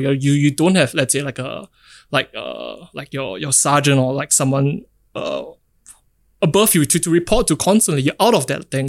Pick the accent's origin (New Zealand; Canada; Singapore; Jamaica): Singapore; being in Singapore, growing up in Singapore